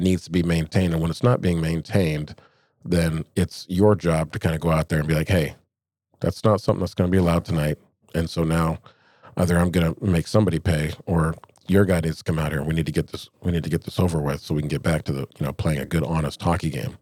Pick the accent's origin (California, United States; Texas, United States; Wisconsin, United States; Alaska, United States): Alaska, United States; Anchorage; I grew up here in Anchorage